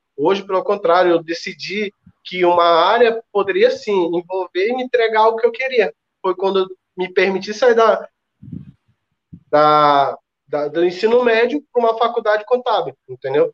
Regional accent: Ceará, Brazil; Sou cearense

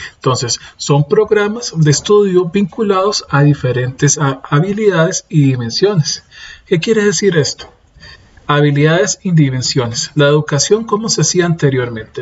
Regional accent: Costa Rica; Yo soy de Costa Rica.

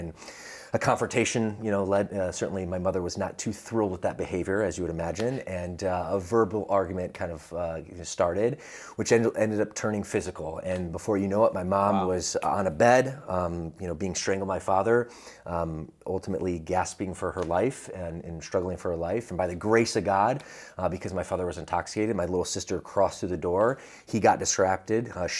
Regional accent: Atlanta, Georgia, United States; accent: Southern; also born or lived in Midwest; So originally, I like to say I'm from the Midwest, and that has impacted my fitness journey. But really, the first 10 years of my life, I was grew up in the South. And when I say the South, the suburb of Atlanta, Georgia

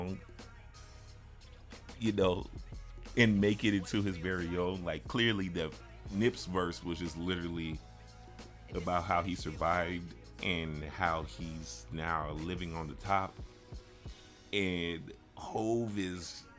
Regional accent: Chicago, Illinois, United States; being a Chicagoan

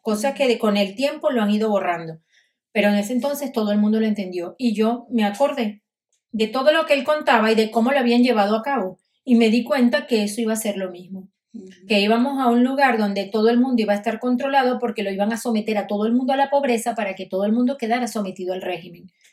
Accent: Caracas, Capital District, Venezuela; moved away as an adult; also born or lived in Galicia, Spain; now in Spain; me iba caminando desde los Chaguaramos, caminando por el Parque Los Caobos hasta donde estaba el Museo de Bellas Artes y el Museo de Historia Natural para ir a pasar, y era niña

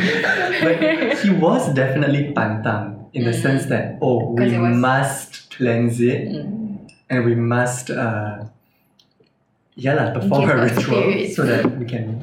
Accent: Singapore; growing up in Singapore

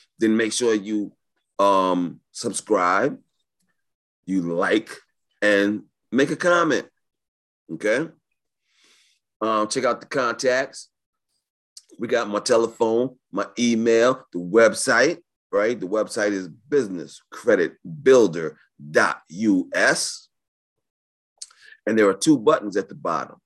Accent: New York, United States; I was raised in New York.

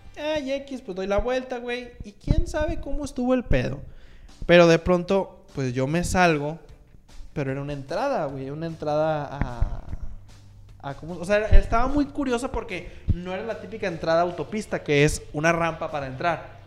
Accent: Monterrey, Nuevo León, Mexico; como un norteño común y corriente y un norteño que se respeta, pues uno procura ir a Estados Unidos

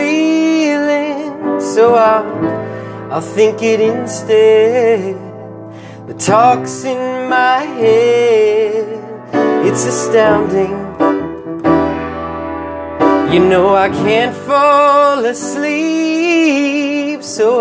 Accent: Red Lion, Pennsylvania, United States; moved away; also born or lived in Philadelphia; I'm from Red Lion

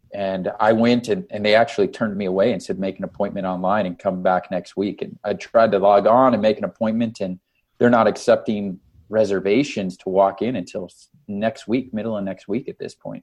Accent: Canada; now in Las Vegas, United States; I'm from Canada.

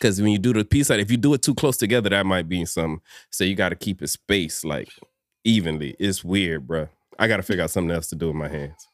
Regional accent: Miami, Florida, United States; born and raised in Miami

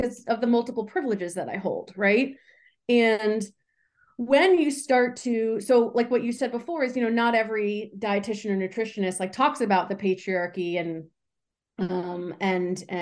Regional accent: New York, United States; I'm from New York

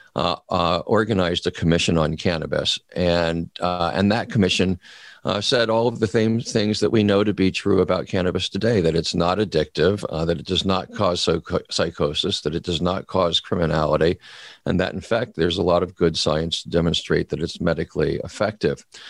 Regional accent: California, United States; my home state of California

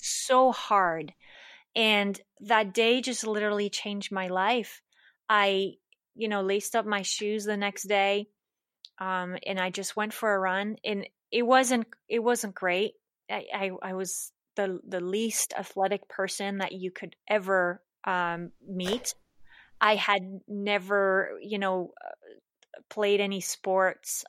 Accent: Switzerland; moved away as an adult; also born or lived in Larchmont, New York / East Coast, United States; now in United States; I was born and raised in Switzerland.

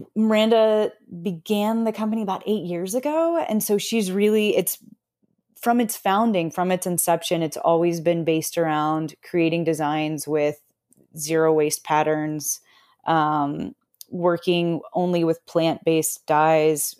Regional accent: Austin, Texas, United States; moved away as an adult; also born or lived in Washington / New York; I grew up in Austin, Texas

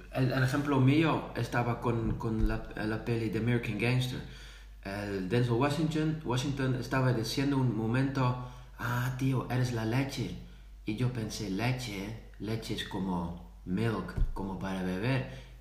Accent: Netherlands; first language Dutch; Spanish is a second language; also born or lived in Zaragoza; yo soy de Holanda, yo vivo aquí

